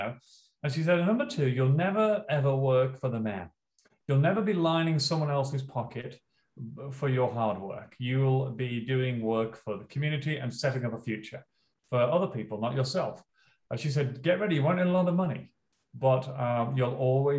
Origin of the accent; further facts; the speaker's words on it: Leeds, Yorkshire and the Humber, United Kingdom; moved away as an adult; now in Australia; I'm from Northern England, and my hometown is Leeds